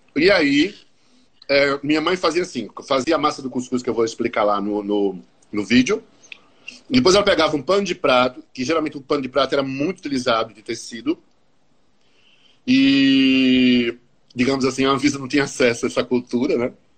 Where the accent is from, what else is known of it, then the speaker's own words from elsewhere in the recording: Paraíba, Brazil; Eu sou paraibano, nascido e criado, como dizia meu pai, na tinta e na gorda.